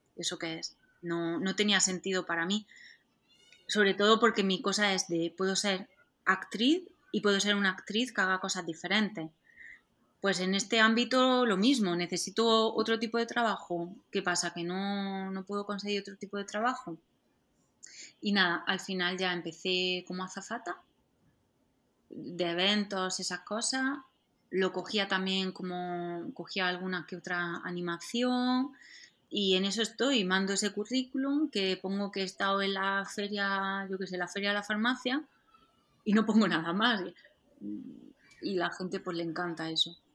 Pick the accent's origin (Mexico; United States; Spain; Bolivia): Spain; Andalusia; accent: Andalusian; como soy andaluza, em, siempre me ha costado un poco pronunciar algún, la R entre palabras